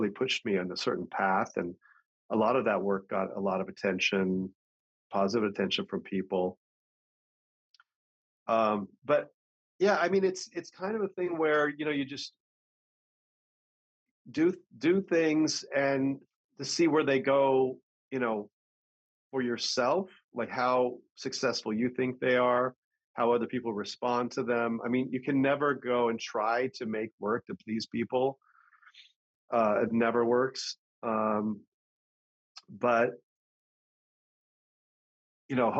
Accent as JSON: {"language": "English", "area": "San Francisco Bay Area", "region": "California", "country": "United States", "tie": "born or raised there", "said": "growing up in the San Francisco Bay Area in the 60s and 70s"}